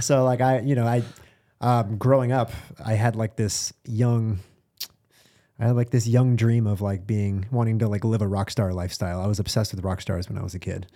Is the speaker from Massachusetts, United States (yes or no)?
yes; Boston, Massachusetts, United States; I'm from Boston